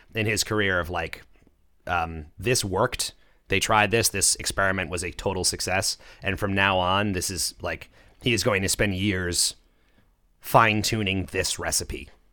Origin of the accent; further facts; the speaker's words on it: Long Island, New York, United States; I grew up on Long Island